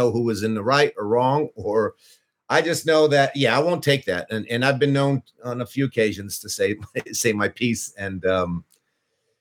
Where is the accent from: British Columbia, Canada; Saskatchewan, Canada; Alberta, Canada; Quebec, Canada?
Quebec, Canada; Montreal; also born or lived in Los Angeles; now in Vancouver, Canada; I was born in Montreal.